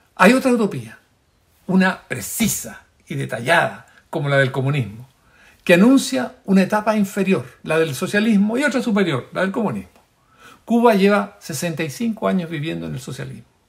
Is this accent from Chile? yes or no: yes; Chile; como un chileno más